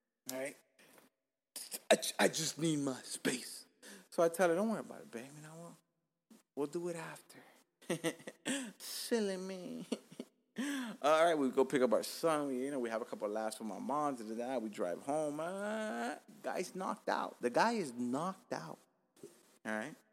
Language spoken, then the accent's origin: English; Miami, Florida, United States; also born or lived in Cuba; I'm fucking rooted to the fucking ground of Dade County